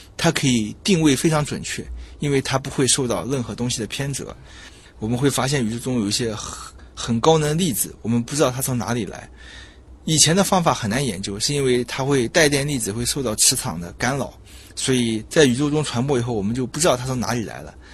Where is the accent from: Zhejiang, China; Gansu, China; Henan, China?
Zhejiang, China; moved away as an adult; now in Shanghai, China; 我的老家是浙江